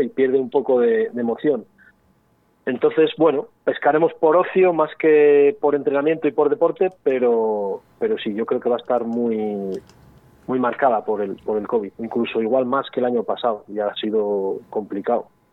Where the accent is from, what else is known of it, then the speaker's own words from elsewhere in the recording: Spain; somos españoles